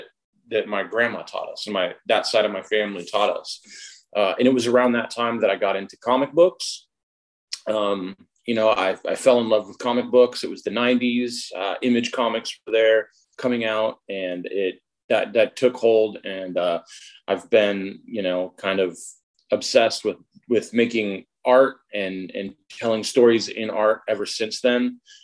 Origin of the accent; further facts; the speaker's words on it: Alaska, United States; also born or lived in Chickaloon Village, Alaska; now in Seattle, United States; I'm originally from Alaska. I was born and raised up there. I am part Otna Athabascan. I'm a member of Chickaloon Village, which is an Otna tribe in Alaska.